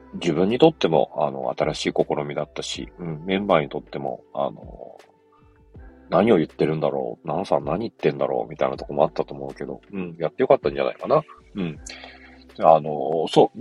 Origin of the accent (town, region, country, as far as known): Yokohama, Kanagawa, Japan; born or raised there